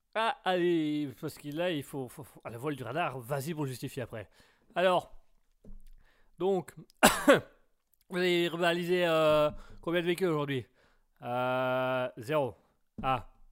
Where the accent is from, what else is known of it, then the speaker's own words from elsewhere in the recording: Belgium; je suis belge